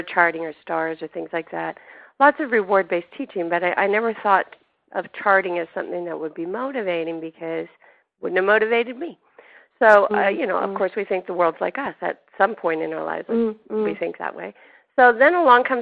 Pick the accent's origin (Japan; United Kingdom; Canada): Canada; moved away; I grew up in Canada